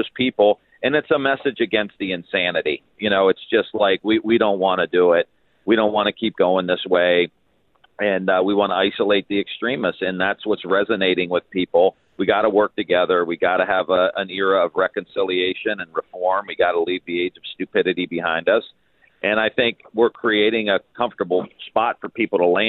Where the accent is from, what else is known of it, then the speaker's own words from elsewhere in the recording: Youngstown, Ohio, United States; where I grew up in Youngstown